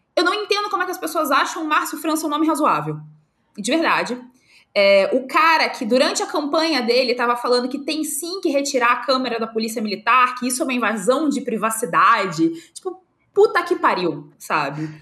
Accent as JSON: {"language": "Portuguese", "town": "Volta Redonda", "region": "Rio de Janeiro", "country": "Brazil", "tie": "born or raised there", "moved": "as an adult", "lives_now": "Santa Catarina, Brazil", "said": "eu sou do estado do Rio, se Volta Redonda, é, se a região que, que eu nasci, que eu cresci"}